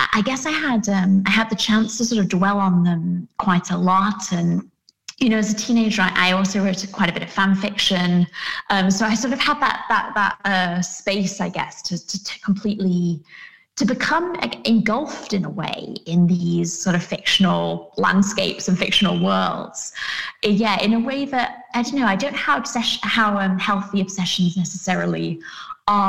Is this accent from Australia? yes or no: no; United Kingdom; I grew up in the Peak District, which is in the north of England